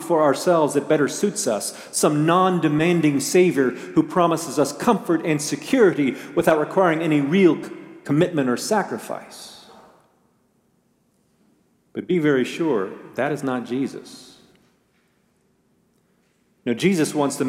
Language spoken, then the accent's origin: English; United States; as American Christians